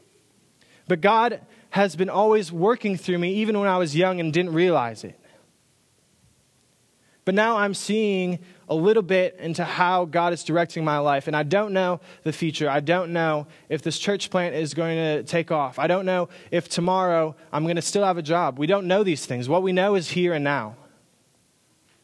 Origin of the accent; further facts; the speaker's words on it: Minnesota, United States; moved away as an adult; also born or lived in Iowa; now in Texas, United States; I grew up in Minnesota